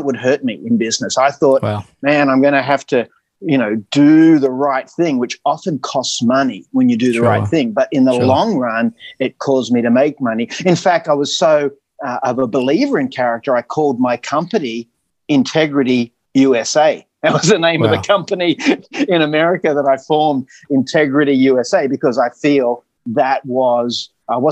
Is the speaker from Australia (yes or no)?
yes; Australia; accent: Aussie; also born or lived in United States; it was my accent. You know, they just loved Aussies